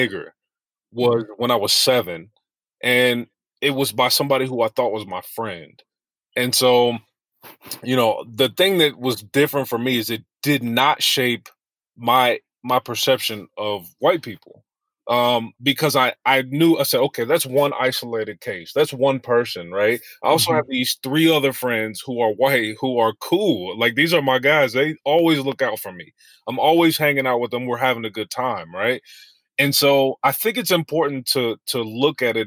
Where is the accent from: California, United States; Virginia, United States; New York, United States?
New York, United States; Westchester; I grew up in Westchester